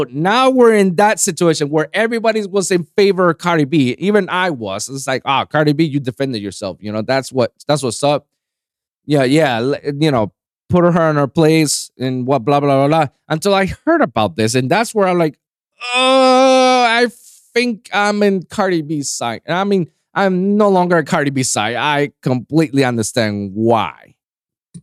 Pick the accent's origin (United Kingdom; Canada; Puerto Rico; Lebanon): Puerto Rico; I'm not from New York. I'm from Puerto Rico. It's the Puerto Rican in me